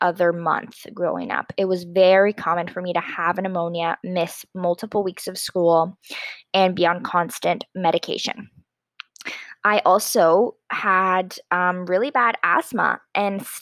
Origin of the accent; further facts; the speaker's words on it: Stoney Creek, Ontario, Canada; also born or lived in Ottawa, Ontario; I grew up in Stony Creek, Ontario, Canada, and right now I am an undergraduate student at the University of Ottawa